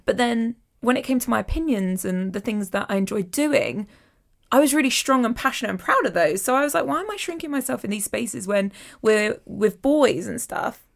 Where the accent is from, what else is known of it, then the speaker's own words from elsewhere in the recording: London, United Kingdom; I'm a Londoner